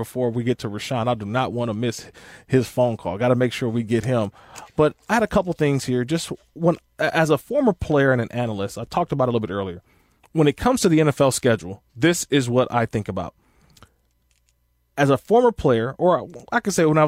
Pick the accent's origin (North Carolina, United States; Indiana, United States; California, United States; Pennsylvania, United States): California, United States; a California guy, born and raised in California